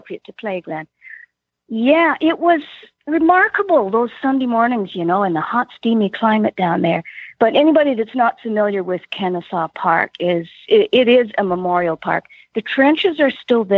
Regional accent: Southern Ontario, Canada; Born and bred in Southern Ontario

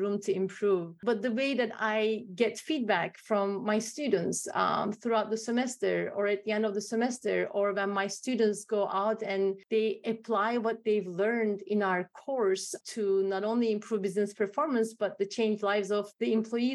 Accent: Turkey; now in United States; I'm from Turkey. I'm from the Middle East.

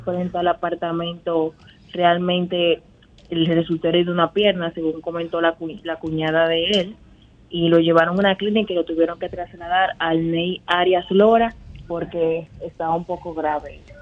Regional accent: Santo Domingo, Distrito Nacional, Dominican Republic; soy de Santo Domingo

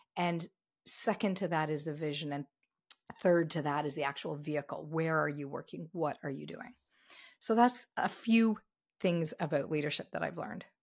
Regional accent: Ontario, Canada; now in Vancouver, Canada; I am very, very happily, um, based here in Vancouver, even though I grew up in Ontario.

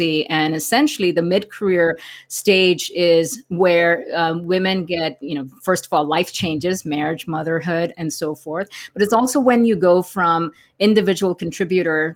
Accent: India; moved away as an adult; now in United States; I grew up in India, and 20 years ago, when I first came to America

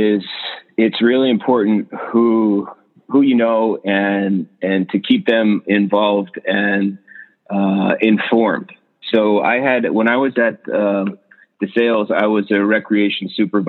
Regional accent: Bethlehem, Pennsylvania, United States; moved away as an adult; now in Georgia, United States; I grew up in Bethlehem, Pennsylvania, so not far from Center Valley at all

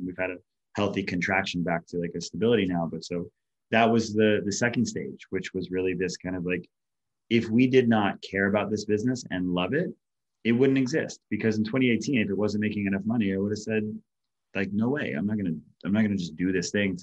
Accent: Hawaii, United States; being isolated and lonely growing up in Hawaii

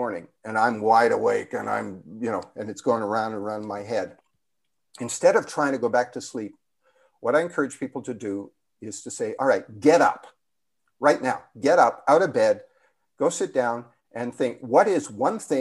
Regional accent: Canada; moved away; being Canadian, I actually have dual citizenship, but anyway, the Canadian in me is still there

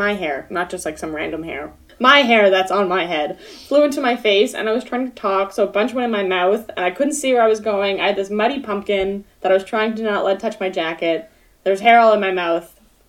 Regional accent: Newfoundland and Labrador, Canada; moved away; I'm from Newfoundland.

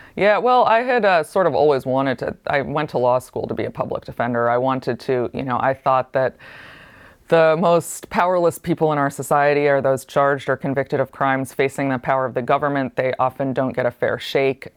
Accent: Ithaca, New York, United States; I grew up in Ithaca, New York, which is, like, the most hippie place you can imagine

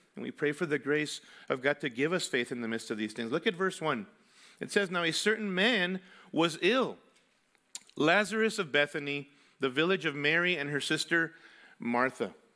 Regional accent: Mexico City, Mexico; moved away; Mexico City, where I grew up

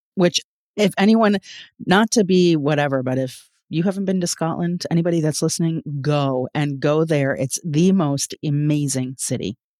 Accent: Toronto, Ontario, Canada; I'm from Toronto, Canada

